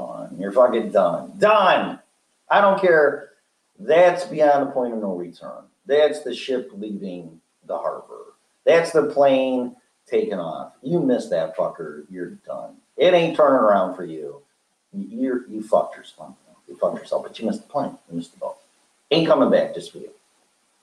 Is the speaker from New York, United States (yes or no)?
no; Chicago, Illinois, United States; I'm from Chicago